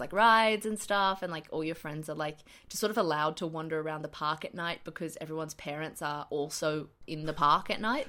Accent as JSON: {"language": "English", "region": "Queensland", "country": "Australia", "tie": "born or raised there", "said": "being an adolescent in Queensland"}